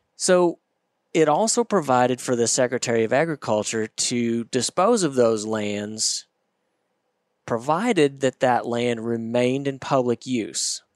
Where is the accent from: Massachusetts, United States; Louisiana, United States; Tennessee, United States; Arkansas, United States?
Arkansas, United States; Northwest; I grew up in Northwest Arkansas.